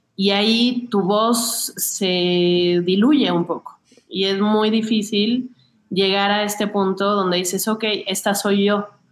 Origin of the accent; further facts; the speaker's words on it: Mexico City, Mexico; crecí muy cerca de Xochimilco